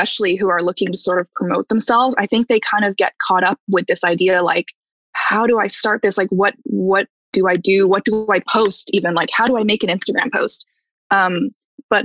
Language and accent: English; Calgary, Alberta, Canada; now in Toronto, Canada; I'm from Calgary originally